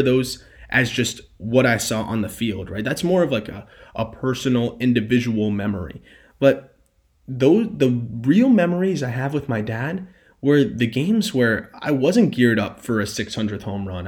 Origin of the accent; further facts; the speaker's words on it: Fort Lauderdale, Florida, United States; I grew up in Fort Lauderdale